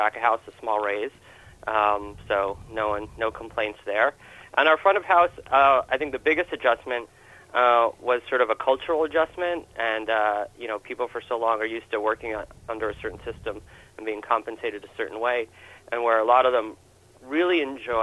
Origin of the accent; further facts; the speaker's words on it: New York, United States; moved away as an adult; now in Portland, United States; Growing up in New York